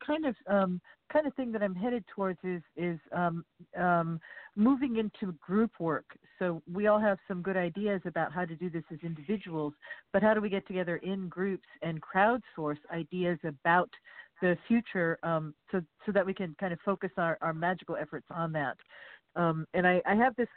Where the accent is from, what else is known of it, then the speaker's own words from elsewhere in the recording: Southern California, United States; I grew up in Southern California